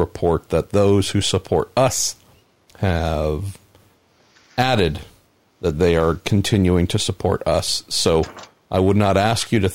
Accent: United States; first language English

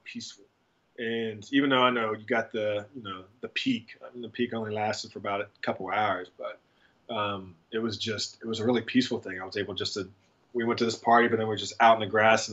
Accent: Steubenville, Ohio, United States; I'm from Steubenville, Ohio, originally

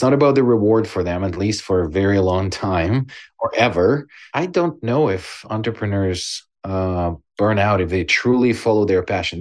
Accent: Ukraine; born or raised there; now in Canada

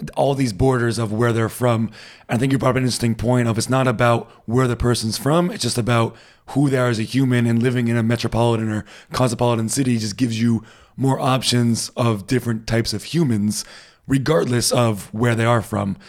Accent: United States; now in Berlin, Germany

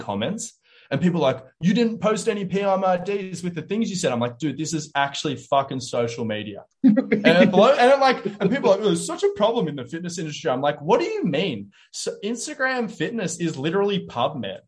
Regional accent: Wollongong, New South Wales, Australia; now in Sydney, Australia; I want to move back to my hometown in Wollongong.

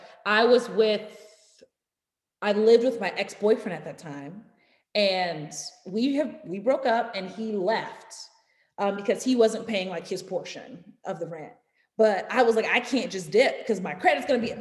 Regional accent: New York City, New York, United States; I'm from Harlem

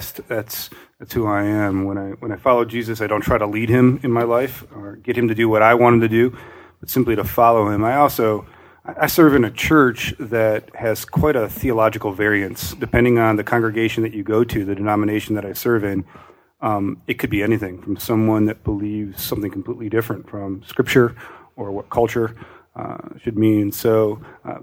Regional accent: Northeast Ohio, United States; moved away as an adult; also born or lived in Akron, Ohio / Las Vegas, Nevada; now in Pittsburgh, United States; I grew up in Northeast Ohio

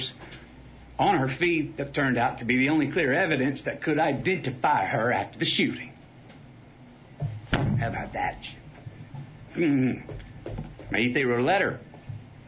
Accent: Uvalde, Texas, United States; moved away; my stories from my hometown, Uvalde

